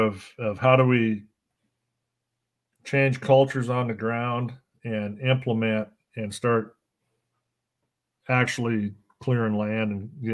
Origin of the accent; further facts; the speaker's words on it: California, United States; now in Oregon, United States; I think I might say I was from California before I'd say I was from Oregon right now